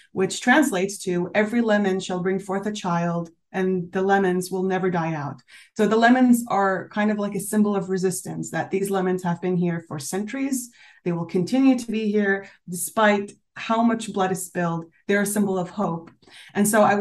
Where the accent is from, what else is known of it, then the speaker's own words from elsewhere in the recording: Canada; also born or lived in Syria; now in Switzerland; I am Syrian, but I was born in Canada. Both of my parents are Syrian, but they've been immigrants since the 80s.